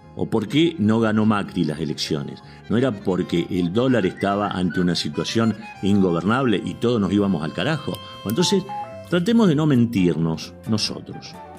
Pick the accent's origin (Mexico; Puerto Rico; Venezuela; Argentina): Argentina; Somos argentinos